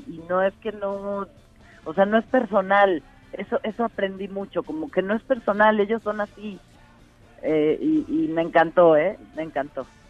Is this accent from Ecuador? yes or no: no; Mexico